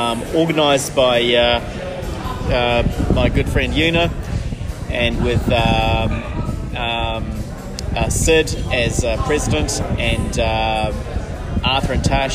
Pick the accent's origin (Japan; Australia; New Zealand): New Zealand; moved away; I'm from Middle Earth, as you can really tell from the accent.